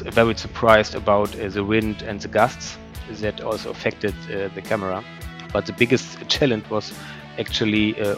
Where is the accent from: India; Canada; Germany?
Germany; former GDR, East Germany; So I grew up in the former GDR at a time when Germany was still divided.